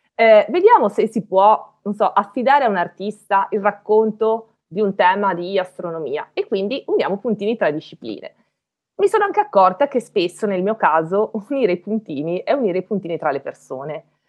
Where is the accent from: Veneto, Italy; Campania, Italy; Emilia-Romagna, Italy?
Veneto, Italy; Belluno; moved away as an adult; also born or lived in Padua; io non sono di Padova, io sono di Belluno, quindi, e, alte, e quindi vissu, vivevo in montagna